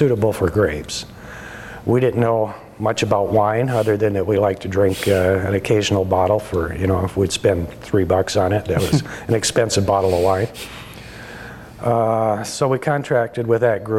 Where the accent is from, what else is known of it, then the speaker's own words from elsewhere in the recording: Michigan, United States; moved away as an adult; also born or lived in Florence, Oregon; now in Oregon, United States; I grew up in Michigan and moved out here in 1977.